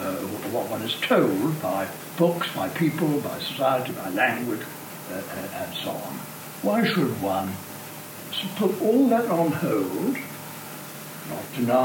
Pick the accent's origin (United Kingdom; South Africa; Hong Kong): South Africa; I mean, we're grateful for being South African, we're grateful for being male or female or old or young, whatever it is.